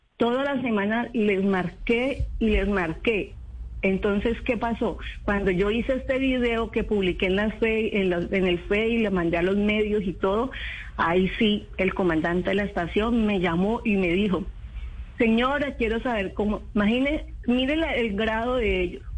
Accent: Calima, Valle del Cauca, Colombia; Nosotros somos del municipio de Calima, El Darién.

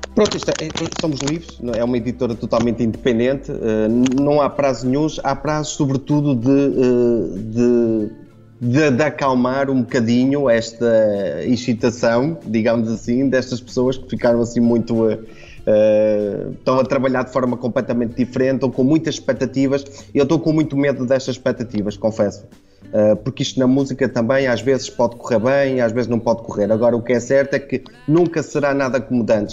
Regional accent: Trás-os-Montes, Portugal; also born or lived in Porto; now in Azores, Portugal; Eu sou transmontano

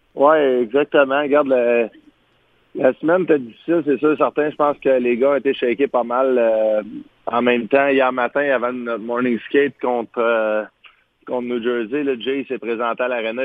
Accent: Quebec, Canada; en tant que Québécois

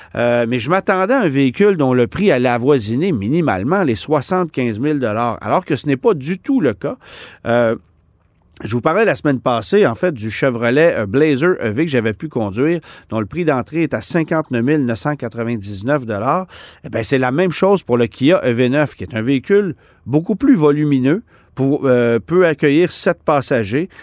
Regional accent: Canada; chez nous au Canada

